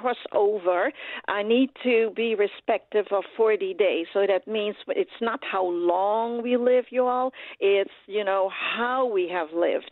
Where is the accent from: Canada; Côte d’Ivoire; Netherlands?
Netherlands; I am from Holland, you all, so I'm Dutch